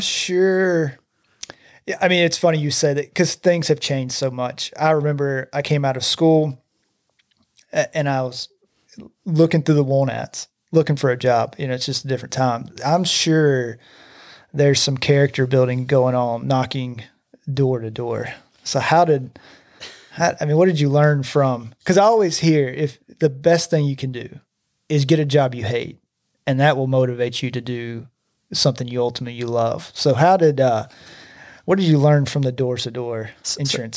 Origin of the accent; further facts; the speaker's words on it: Gardendale, Alabama, United States; I grew up in Gardendale